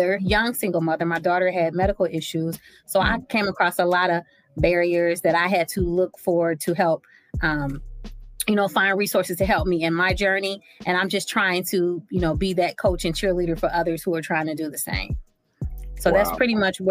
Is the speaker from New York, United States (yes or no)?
no; Cincinnati, Ohio, United States; I'm from Cincinnati, Ohio, and that's where I currently reside right now.